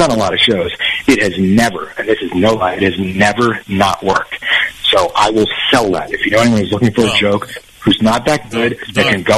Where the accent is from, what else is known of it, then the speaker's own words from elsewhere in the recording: New Jersey, United States; I grew up in New Jersey